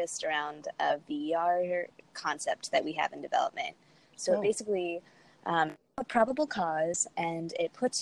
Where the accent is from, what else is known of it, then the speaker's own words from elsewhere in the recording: Miami, Florida, United States; I grew up in Miami, Florida, in a very diverse family